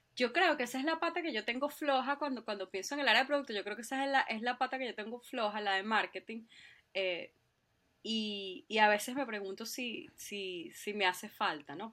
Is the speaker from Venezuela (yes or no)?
yes; Venezuela; moved away as an adult; also born or lived in Spain; now in Ireland; yo soy eh, venezolana, por supuesto, eh, y ahorita estoy viviendo acá en, Irlanda